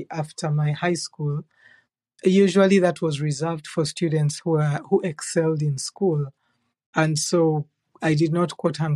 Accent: Central Region, Uganda; moved away as an adult; now in Canada; I was raised in Uganda, in Central Uganda

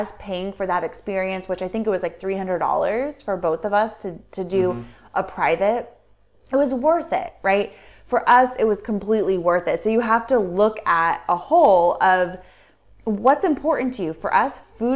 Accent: United States; moved away; we're American

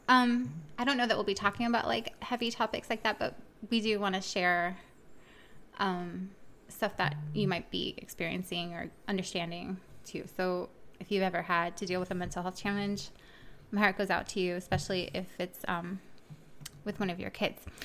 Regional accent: Miami, Florida, United States; moved away; I'm from originally from Miami, Florida.

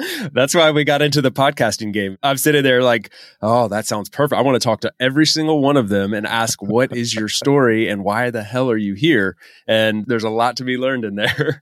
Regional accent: United States; moved away as an adult; as an American guy

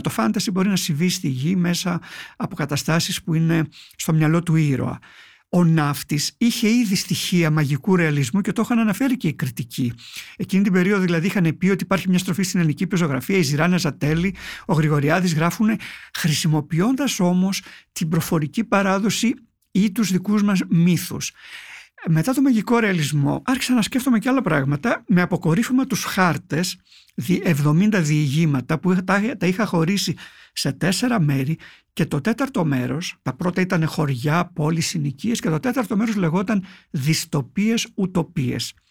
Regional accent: Palaiochori, Eastern Macedonia and Thrace, Greece; moved away as an adult; also born or lived in Thessaloniki / Evros; εγώ κατάγομαι από το Παλαιοχώρι Παγκαίου, έχω φύγει μετά τα 18 ε, για σπουδέ στη Θεσσαλονίκη

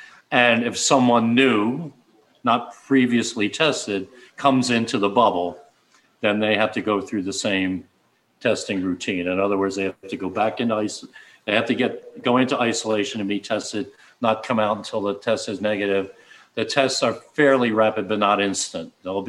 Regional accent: Upper Darby, Pennsylvania, United States; outside of Philadelphia, a western suburb called Upper Darby.

